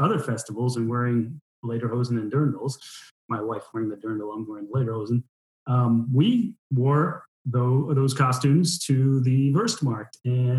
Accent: United States; now in Neuleiningen, Germany; as an American.

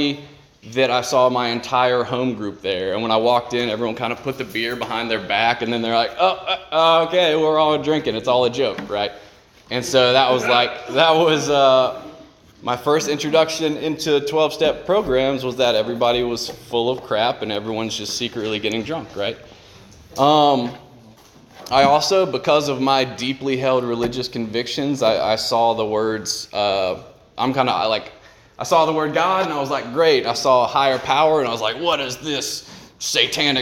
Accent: South Carolina, United States; I'm from South Carolina.

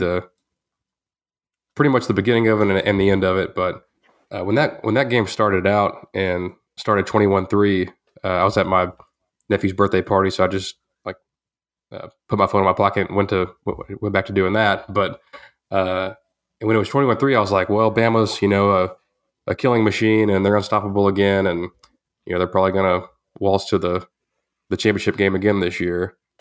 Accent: Groesbeck, Texas, United States; moved away; I was back in my hometown for my, uh, uh, ten-year reunion. Shouts to the Grosbeck Goats

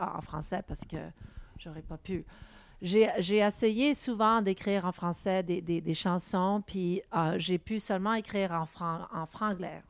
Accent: Montreal, Quebec, Canada; first language English; French is a second language

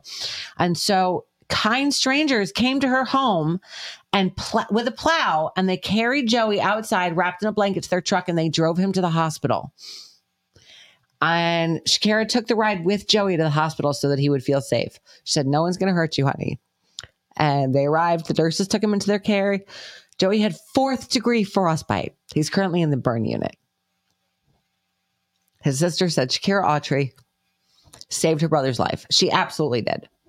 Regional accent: New York, United States; accent: New York; also born or lived in Connecticut; now in Georgia, United States; My New York accent's coming out all of a sudden

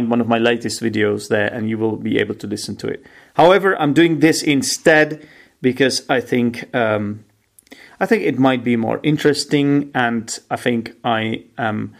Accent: Czechia; I'm an English teacher from the Czech Republic.

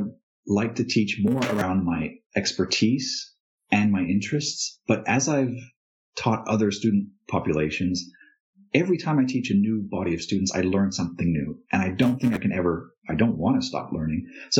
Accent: Thailand; moved away as an adult; also born or lived in India; So I was born in India to traveling parents, and eventually my mom settled in Thailand, and so I spent a number of years there.

